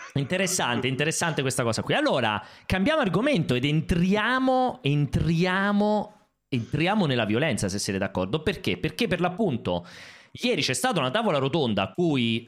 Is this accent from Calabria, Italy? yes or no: no; Anzio, Lazio, Italy; io faccio una fatica a non dire materazzo come dicono dalle mie parti ad Anzio